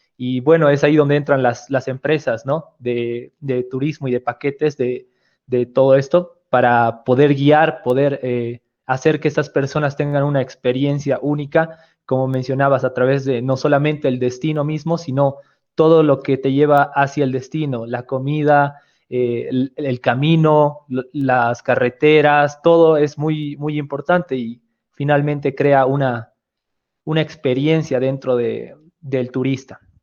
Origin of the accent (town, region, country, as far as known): Bolivia